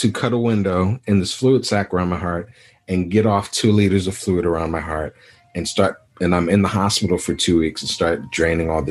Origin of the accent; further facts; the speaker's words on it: Anguilla; also born or lived in Dallas, Texas / Sonora, Texas; now in United States; So I'm West Indian and we're from Anguilla, British West Indies.